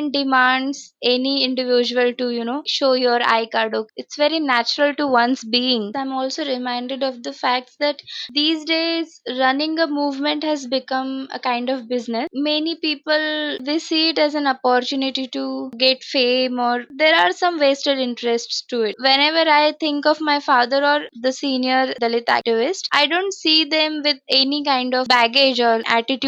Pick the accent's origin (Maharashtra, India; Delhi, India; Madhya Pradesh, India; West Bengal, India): Maharashtra, India; Aurangabad; I grew up in Aurangabad throughout